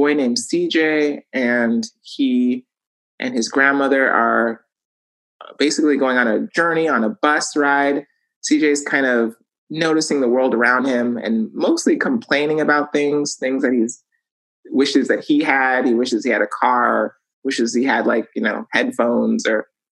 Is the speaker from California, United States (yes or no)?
yes; Los Angeles, California, United States; we all lived in this really teeny tiny one bedroom